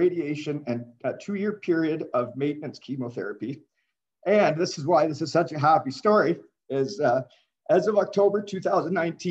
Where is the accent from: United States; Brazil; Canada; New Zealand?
Canada; Elmira, Ontario; I'm from Elmira, Ontario